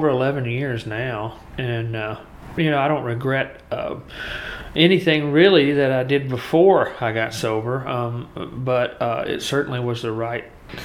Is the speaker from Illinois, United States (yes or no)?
no; Muscle Shoals, Alabama, United States; a huge part of my creative upbringing was the fact that I grew up in Muscle Shoals